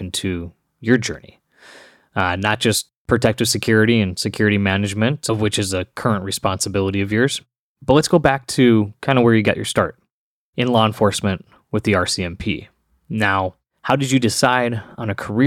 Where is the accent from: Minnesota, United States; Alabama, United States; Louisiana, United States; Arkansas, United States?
Minnesota, United States; moved away; I'm originally from the Midwest, the great state of hockey. More specifically, for those who don't know, that's the state of Minnesota